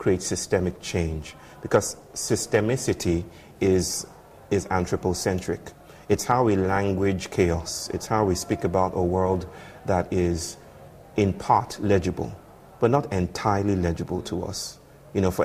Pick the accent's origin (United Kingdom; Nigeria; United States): Nigeria; I'm from the Yoruba people from West Africa